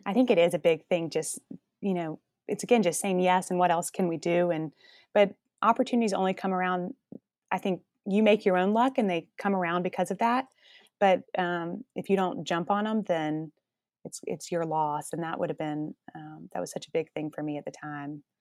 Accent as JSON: {"language": "English", "town": "Columbus", "region": "Georgia", "country": "United States", "also_born_or_lived": "New York City", "moved": "yes", "lives_now": "Atlanta, United States", "said": "I was from Columbus, Georgia, which is about two hours south of Atlanta"}